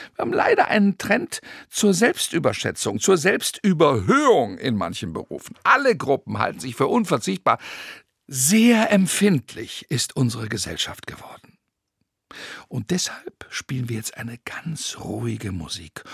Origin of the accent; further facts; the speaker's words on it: Rhenish Hesse, Rhineland-Palatinate, Germany; Viele Bauern bei uns in Rheinhessen